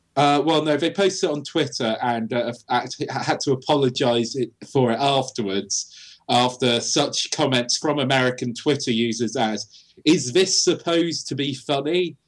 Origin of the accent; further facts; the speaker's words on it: United Kingdom; we're doing as British people